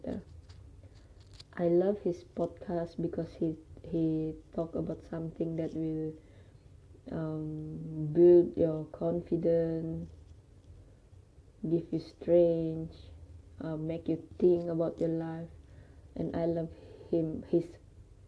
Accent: Sabah, Malaysia; I study in UPSI and I am genuinely from Sabah

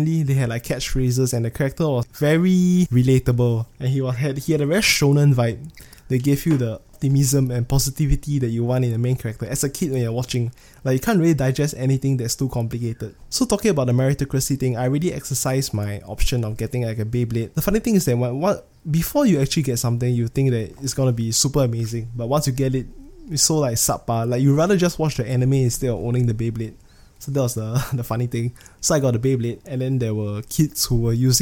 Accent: Singapore; I'm from Singapore

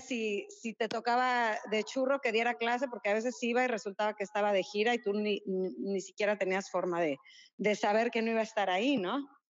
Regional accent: Mexico City, Mexico; now in Cancún, Mexico; que somos este, chilangos de corazón

